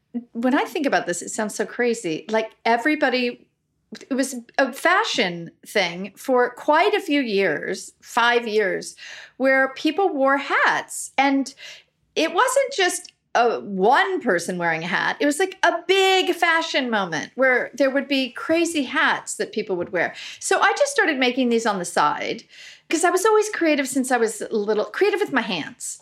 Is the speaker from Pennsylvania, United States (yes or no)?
no; Los Angeles, California, United States; I grew up in Brentwood before it, it's pretty Hollywood now